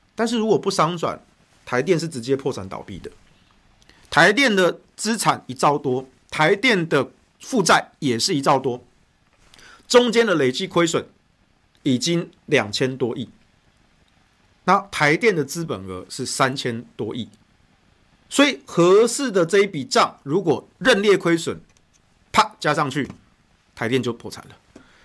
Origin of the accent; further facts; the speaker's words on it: Taichung, Taiwan; 我的家乡台中